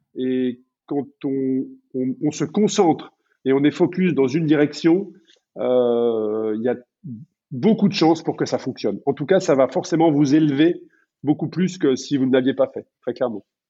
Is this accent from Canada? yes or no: no; France; chez nous en France